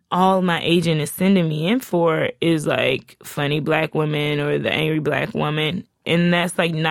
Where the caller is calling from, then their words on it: Oakland, California, United States; I'm from Oakland, California.